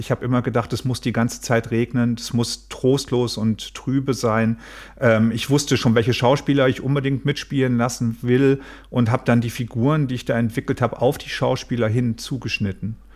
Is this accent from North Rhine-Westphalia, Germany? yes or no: yes; Mülheim, North Rhine-Westphalia, Germany; also born or lived in Nordfriesland; ich komme ja aus Nordfriesland und da spielt auch ähm, Sörensen. Das ist für mich, obwohl ich in Mülheim groß geblieben bin, immer meine Heimat geblieben.